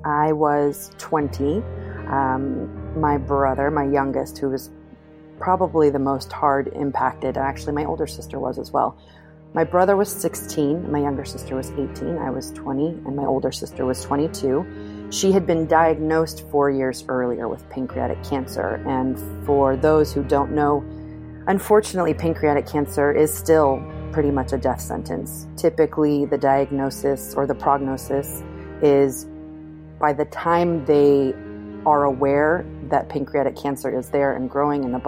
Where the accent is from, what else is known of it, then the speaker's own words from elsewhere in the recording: Pleasanton, California, United States; I grew up in Pleasanton, California. My family moved there when I was 7